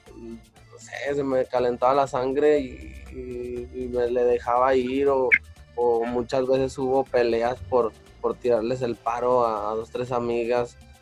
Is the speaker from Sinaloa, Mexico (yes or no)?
no; Mexico City, Mexico; vuelvo allá a mi lugar de donde soy